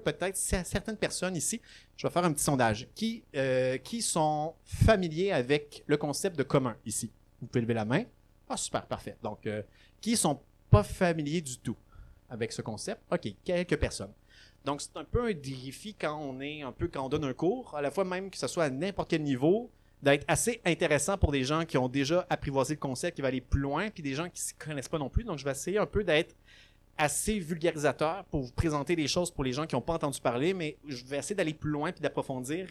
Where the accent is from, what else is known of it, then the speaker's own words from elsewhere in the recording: Laval, Quebec, Canada; also born or lived in Gatineau; now in Montreal, Canada; je suis né à Laval, j'habite à Montréal